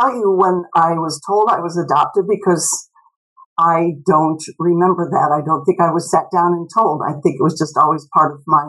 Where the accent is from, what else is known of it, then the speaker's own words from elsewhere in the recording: Kansas, United States; also born or lived in St. Louis; And I grew up in Kansas, St. Louis.